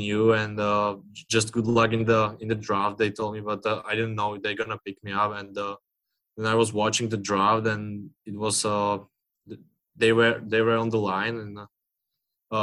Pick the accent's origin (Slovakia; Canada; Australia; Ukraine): Slovakia; English is a second language; now in Seattle, United States